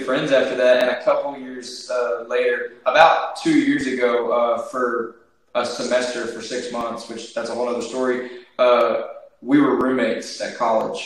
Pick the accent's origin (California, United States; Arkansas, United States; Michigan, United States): Arkansas, United States; Batesville; I'm from Batesville